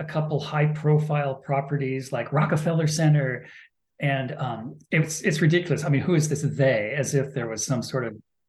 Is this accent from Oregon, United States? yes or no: yes; Portland, Oregon, United States; I grew up in Southeast Portland, Cleveland High School.